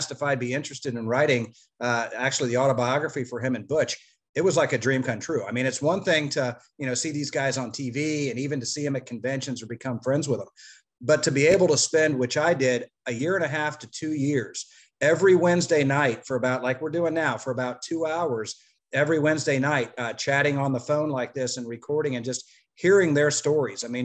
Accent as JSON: {"language": "English", "region": "Florida", "country": "United States", "tie": "born or raised there", "said": "I grew up in Florida, so I'm not that far from Puerto Rico."}